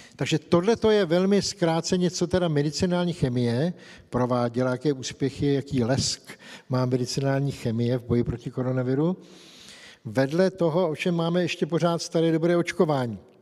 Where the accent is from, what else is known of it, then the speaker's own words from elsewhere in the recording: Czechia; u nás v Čechách